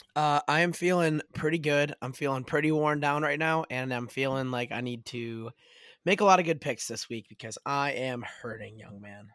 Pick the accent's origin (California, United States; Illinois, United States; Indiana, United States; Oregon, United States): Illinois, United States; Chicago; moved away; also born or lived in Louisville; I'm from Chicagee